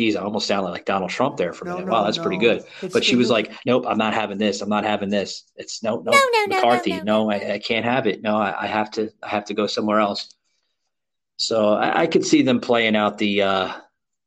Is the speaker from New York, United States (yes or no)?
yes; New York City, New York, United States; moved away as an adult; now in Florida, United States; I was born and raised in Queens, New York